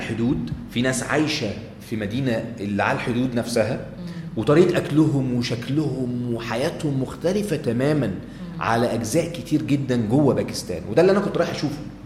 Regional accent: Egypt; انا سايح مصري

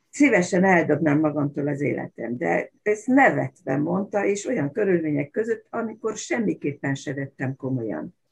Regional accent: Baja, Bács-Kiskun, Hungary; Annak idején gyerekkoromban Baján, ahol laktunk

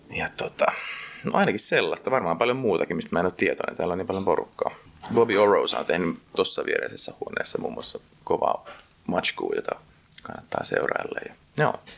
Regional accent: Helsinki, Uusimaa, Finland

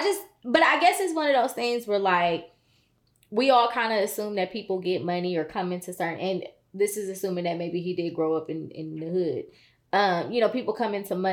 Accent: United States; I grew up in Brittany Hills.

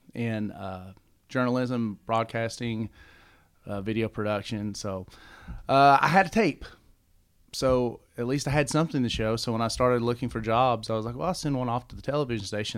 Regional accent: London, Kentucky, United States; also born or lived in Lexington, Kentucky; I'm from Kentucky, yeah. I'm originally from London and, and moved to Lexington, went on to college

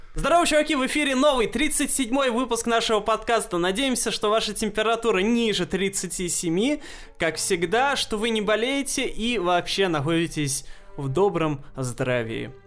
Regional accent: Russia; картины маленьких городков наших, русских

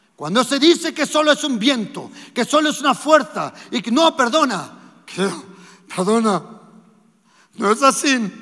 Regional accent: Germany; moved away; also born or lived in Andalusia, Spain; a la edad de 18 meses nos fuimos para Alemania y nosotros nos crecimos en Alemania

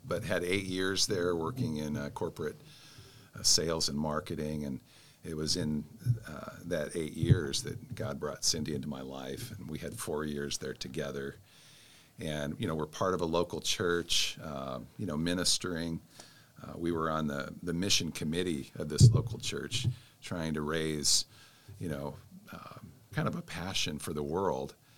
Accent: Spokane, Washington, United States; moved away; also born or lived in Texas Hill Country / Anchorage, Alaska; I was raised in, in Spokane, Washington, and, and also uh, the hill country of Texas.

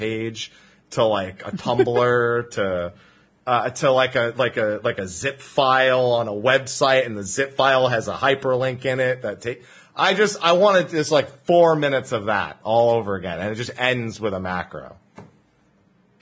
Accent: New Jersey, United States; I'm from New Jersey

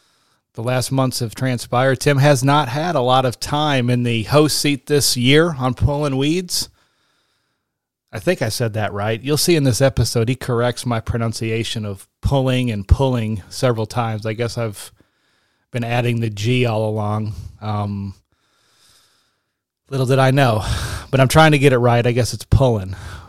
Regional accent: Pawleys Island, South Carolina, United States; No, I am from Pawleys Island and not Myrtle Beach.

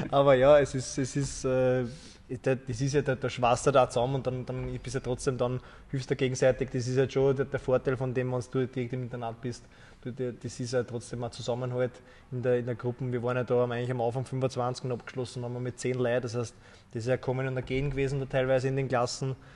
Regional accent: Wullersdorf, Lower Austria, Austria; ich bin ja aus Wullersdorf auch Kilometer vom Unternehmen entfernt, von Hollerbrunn.

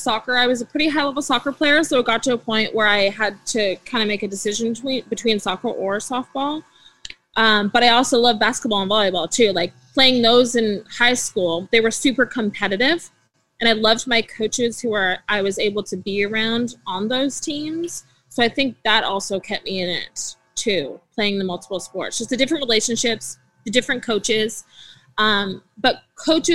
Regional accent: Port Coquitlam, British Columbia, Canada; also born or lived in Burnaby, British Columbia; I was born in Burnaby, British Columbia, and then I was raised in Port Coquitlam. So I did all my elementary, middle, and high school in Poco.

